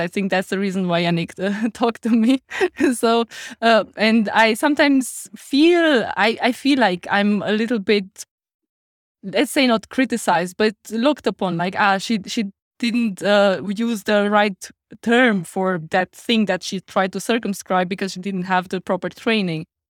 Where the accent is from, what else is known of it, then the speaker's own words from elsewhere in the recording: Romania; accent: Romanian; English is a second language; now in Heidelberg, Germany; that was my Romanian accent just pulling through